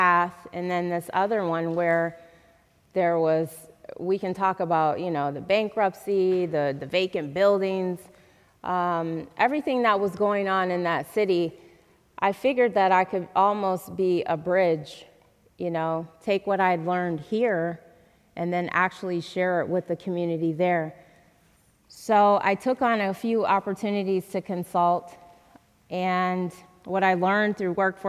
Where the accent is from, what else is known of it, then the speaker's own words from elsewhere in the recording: Grand Rapids, Michigan, United States; also born or lived in Texas; when I first came back to Grand Rapids